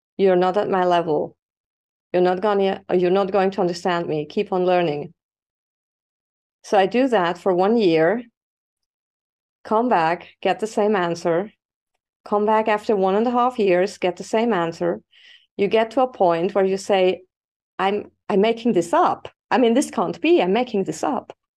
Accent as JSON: {"language": "English", "country": "Switzerland", "tie": "born or raised there", "also_born_or_lived": "Spain", "moved": "as an adult", "said": "I was born and raised in Switzerland"}